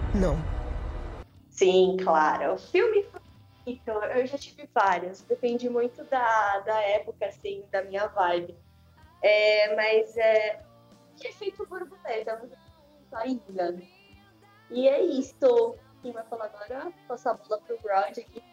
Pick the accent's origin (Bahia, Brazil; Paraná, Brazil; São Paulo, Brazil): São Paulo, Brazil; Guarujá; also born or lived in Santos; Sou nascida em Santos, mas sempre morei aqui no Guaru